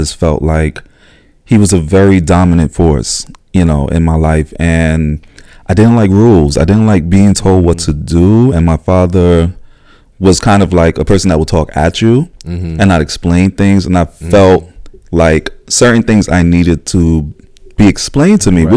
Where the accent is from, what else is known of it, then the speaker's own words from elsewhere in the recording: New York City, New York, United States; also born or lived in Staten Island, New York; I was born here in Brooklyn. I'm one of the natives that are still here.